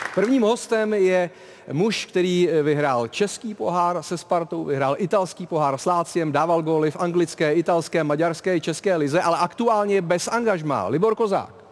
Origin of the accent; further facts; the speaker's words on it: Prague, Czechia; já jsem rodilý Žižkovák